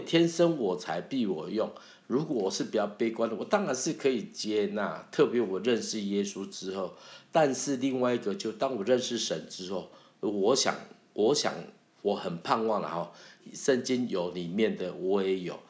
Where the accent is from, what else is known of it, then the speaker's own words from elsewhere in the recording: Taiwan; accent: Taiwanese Mandarin (台湾国语), Taiwanese accent; first language Taiwanese Hokkien; Chinese is a second language; 我会讲国语啊，可是我的国语就是台湾国语啊